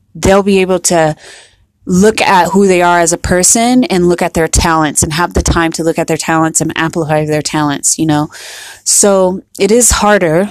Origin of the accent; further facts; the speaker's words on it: United States; we're from here, we're from America